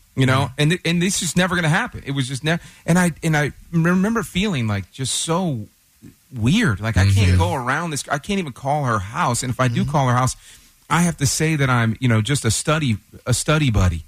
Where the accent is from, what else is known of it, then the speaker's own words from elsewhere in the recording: Detroit, Michigan, United States; now in Texas, United States; I grew up in Detroit